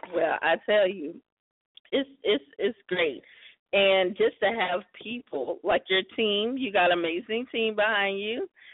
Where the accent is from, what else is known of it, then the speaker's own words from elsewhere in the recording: South Carolina, United States; South Carolina, my hometown state, where I'm originally from